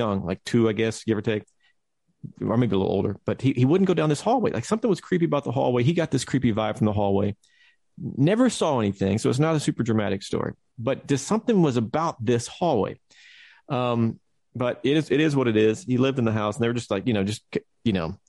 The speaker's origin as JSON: {"language": "English", "region": "Texas", "country": "United States", "tie": "born or raised there", "moved": "yes", "said": "growing up in Texas"}